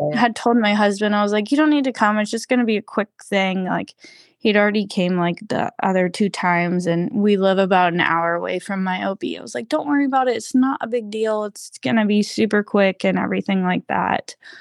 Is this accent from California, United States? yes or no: no; Georgia, United States; we did grow up next door neighbors um, growing up. You know, I'm from Georgia originally